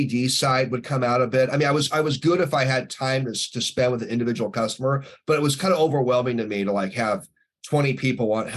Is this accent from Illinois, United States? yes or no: no; Seattle, Washington, United States; I grew up in Seattle